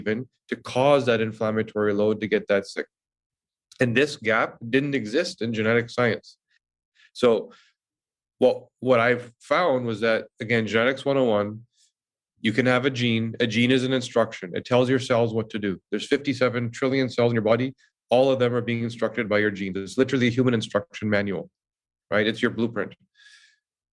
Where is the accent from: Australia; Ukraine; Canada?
Canada; Vancouver, British Columbia; moved away as an adult; now in Toronto, Canada; I moved from Vancouver to Toronto and didn't know anybody